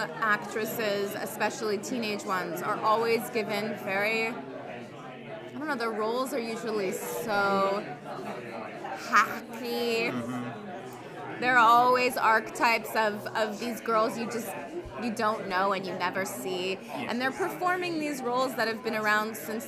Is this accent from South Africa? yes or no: no; Los Angeles, California, United States; I'm from Los Angeles, and I've lived through many earthquakes